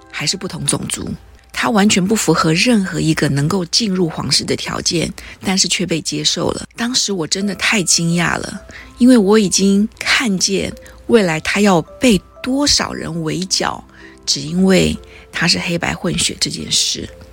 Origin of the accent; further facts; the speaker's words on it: Taiwan; 我们台湾人是怎么对待越南人的，很清楚